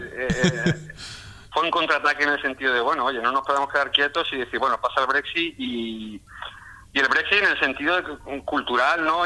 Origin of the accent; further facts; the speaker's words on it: Córdoba, Andalusia, Spain; moved away as an adult; now in England, United Kingdom; yo soy de, Córdoba, yo vengo de Andalucía, de Córdoba.